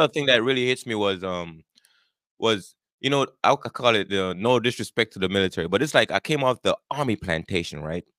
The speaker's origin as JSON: {"language": "English", "country": "Jamaica", "tie": "born or raised there", "moved": "as an adult", "lives_now": "United States", "said": "born and raised in Jamaica. I grew up there. I immigrated to the United States back in nineteen ninety-eight."}